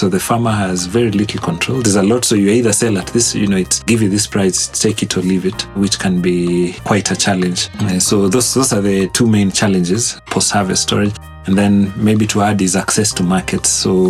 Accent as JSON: {"language": "English", "town": "Kitale", "region": "Trans-Nzoia County", "country": "Kenya", "tie": "born or raised there", "said": "I think growing up in an agricultural town has been quite interesting. You know, we grew up in seasons."}